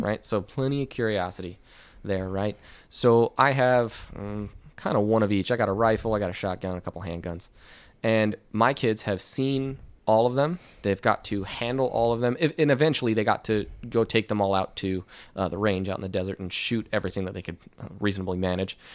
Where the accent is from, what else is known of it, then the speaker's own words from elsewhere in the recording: Ventura County, Southern California, United States; moved away as an adult; I grew up in Southern California